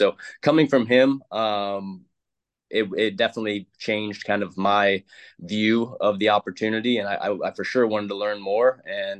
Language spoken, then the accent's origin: English; St. Louis, Missouri, United States; moved away as an adult; also born or lived in Colorado; I grew up in St. Louis, Missouri.